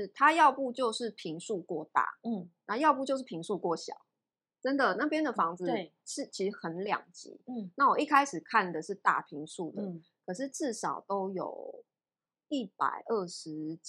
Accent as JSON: {"language": "Chinese", "region": "Taichung", "country": "Taiwan", "said": "因为我是台中人。"}